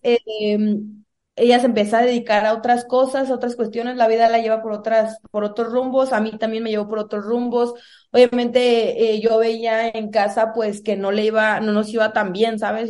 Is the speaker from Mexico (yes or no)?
yes; Salamanca, Guanajuato, Mexico; also born or lived in Cuaramaro; nací en Cuaramalo, pero crecí en Salamanca, Guanajuato, en una comunidad, la verdad, muy humilde